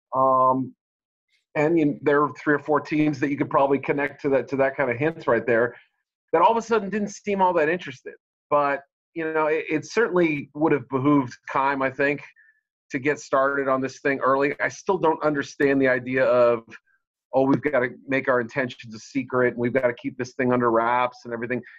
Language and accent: English; Boston, Massachusetts, United States; moved away as an adult; also born or lived in Missouri / Chicago; I grew up in the Boston area